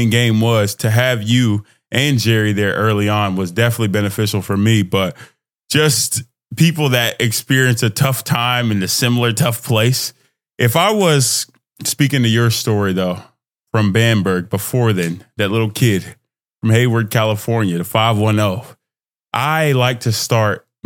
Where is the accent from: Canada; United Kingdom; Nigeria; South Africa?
Nigeria; moved away; In my experience, twin, I'm Nigerian immigrant. So in the house, I'll have that real love, that real connection, finding myself in that environment.